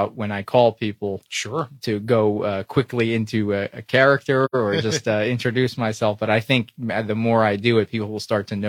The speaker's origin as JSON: {"language": "English", "region": "Florida", "country": "United States", "said": "I'm from Florida"}